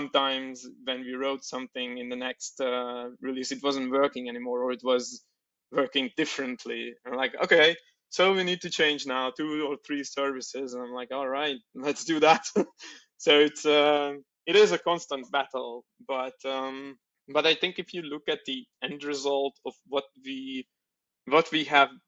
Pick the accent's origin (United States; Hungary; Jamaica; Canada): Hungary; Oroszlány, Komárom-Esztergom; now in Budapest, Hungary; I'm coming from Hungary and from Budapest. I was originally born in Oroszlány, which is 100 kilometers from Budapest, but moved into Budapest